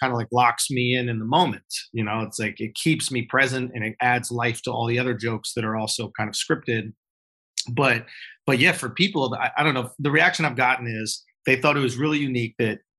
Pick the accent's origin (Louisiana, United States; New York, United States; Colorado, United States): New York, United States; Manhattan; also born or lived in Long Island; No, on. I grew up in New York. I grew up in Manhattan, actually.